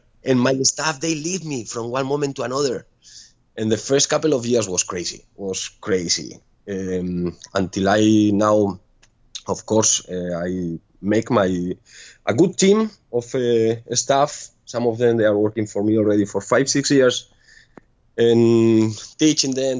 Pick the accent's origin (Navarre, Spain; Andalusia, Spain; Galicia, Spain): Navarre, Spain; Pamplona; English is a second language; moved away as an adult; also born or lived in Ibiza; now in Ko Lipe, Thailand; I'm from Pamplona, but my last four years was in Spain, was in Ibiza, working in a club.